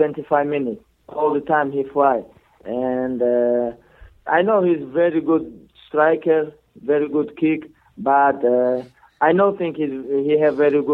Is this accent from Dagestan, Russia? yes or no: yes; Dagestan, Russia; English is a second language; moved away as an adult; I am born Dagestan. I am from Dagestan